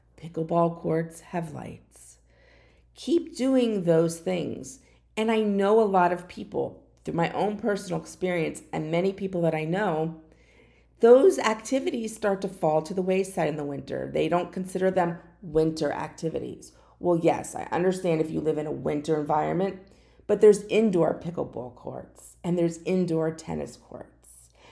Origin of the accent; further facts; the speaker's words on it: Florida, United States; also born or lived in New Jersey; I've lived in Fla-, Florida the majority of my life. There was a short time when I was very young, I lived in New Jersey, but I was born in Florida